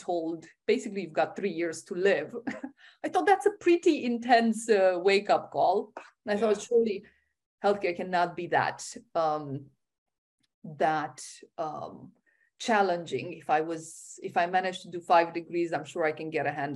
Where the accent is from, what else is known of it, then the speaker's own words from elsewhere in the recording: Romania; I was born in Romania